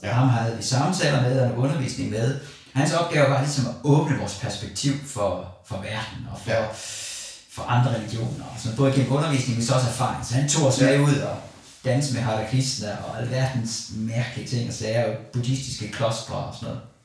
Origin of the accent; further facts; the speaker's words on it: Christiansfeld, Southern Denmark, Denmark; da jeg var teenager i Christiansfeldt